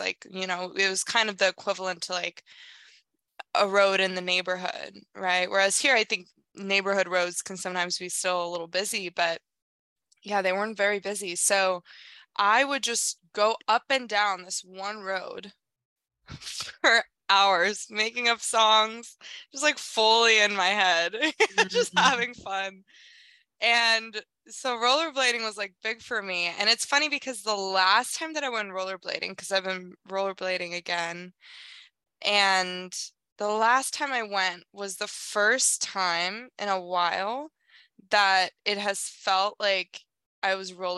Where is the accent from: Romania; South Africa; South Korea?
South Korea; moved away; I grew up in South Korea